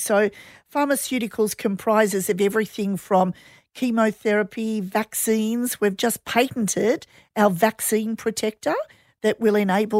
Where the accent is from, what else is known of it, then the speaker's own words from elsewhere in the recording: Australia; it's so sad for me as an Aussie to go over to New Zealand and see the Kiwis are so ahead of the game.